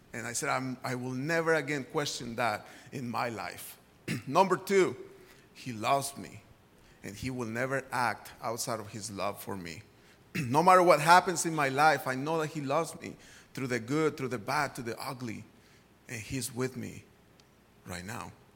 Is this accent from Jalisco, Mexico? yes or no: yes; Guadalajara, Jalisco, Mexico; moved away; I grew up in Guadalajara, Mexico